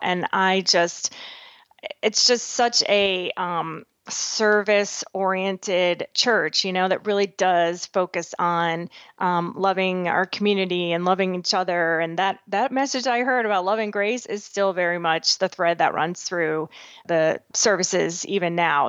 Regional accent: Massachusetts, United States; now in Nebraska, United States; born and raised back in Massachusetts. I live in Nebraska now

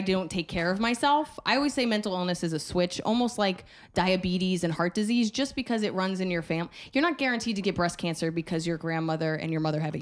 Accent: New Jersey, United States; I grew up in Jersey

